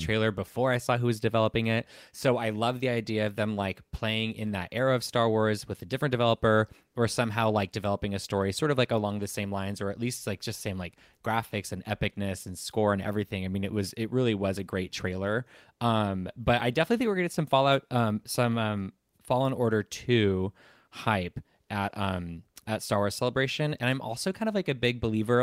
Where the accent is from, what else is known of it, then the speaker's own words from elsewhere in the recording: Southern California, United States; I'm from Southern California